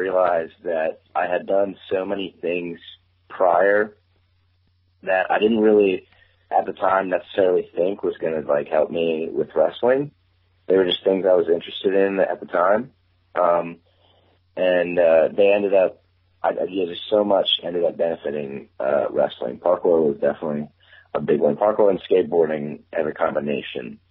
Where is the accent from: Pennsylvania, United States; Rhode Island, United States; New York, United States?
Pennsylvania, United States; Berks County; also born or lived in Reading, Pennsylvania; I was born in Reading, Pennsylvania, at the Reading Hospital. But I grew up in Berks County, Pennsylvania